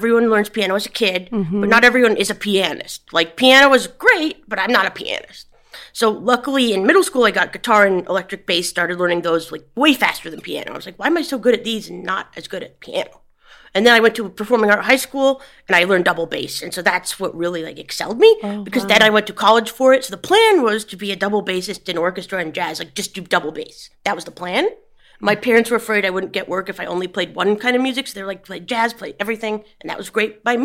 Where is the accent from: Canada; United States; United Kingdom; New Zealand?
United States; New York City, New York; I grew up in Hell's Kitchen, housing called Manhattan Plaza